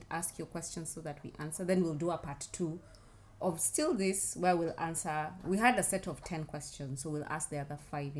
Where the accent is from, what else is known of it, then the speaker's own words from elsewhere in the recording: Kenya; as a Kenyan